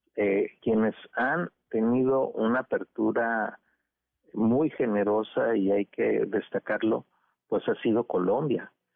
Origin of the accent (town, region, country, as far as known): Mexico